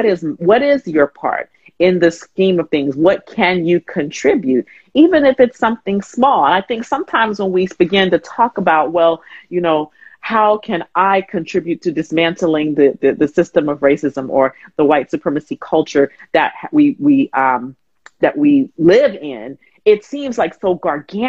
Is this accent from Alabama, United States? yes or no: yes; Huntsville, Alabama, United States; moved away as an adult; also born or lived in Atlanta; I grew up in Alabama, Huntsville, Alabama